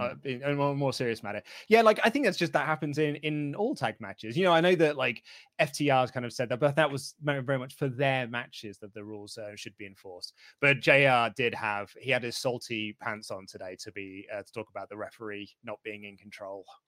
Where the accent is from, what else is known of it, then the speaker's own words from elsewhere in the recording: United Kingdom; as a Brit